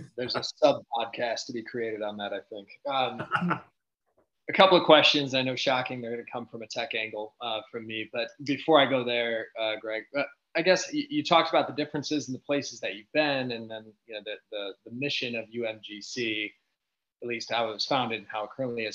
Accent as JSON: {"language": "English", "region": "Michigan", "country": "United States", "said": "I'm from Michigan"}